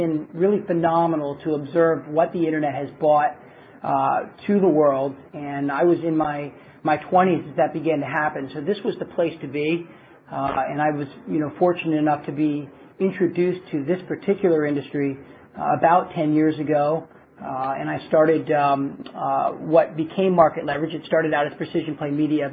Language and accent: English; Baltimore, Maryland, United States; I grew up in Baltimore, Maryland